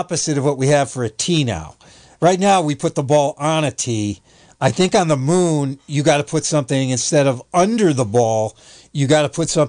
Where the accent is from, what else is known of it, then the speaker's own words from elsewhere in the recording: United States; also born or lived in New York / Vermont; I grew up in New York and Vermont, where, you know, we made ice skate rinks in our backyard.